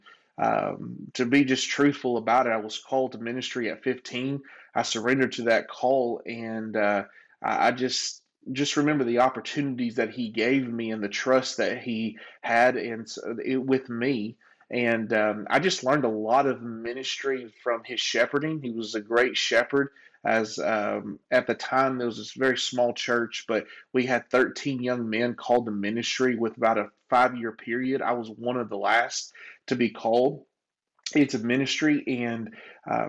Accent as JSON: {"language": "English", "town": "Conway", "region": "Arkansas", "country": "United States", "tie": "born or raised there", "said": "I grew up in Brookside Trailer Park here in Conway, Arkansas"}